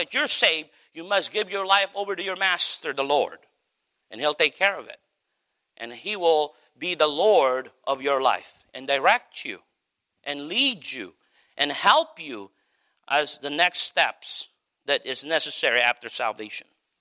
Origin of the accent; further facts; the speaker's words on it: Philippines; now in United States; me being a Filipino